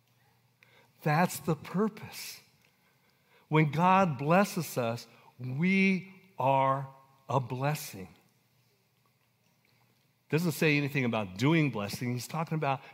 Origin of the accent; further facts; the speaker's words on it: Coalinga, California, United States; I was born and raised in Coalinga, California.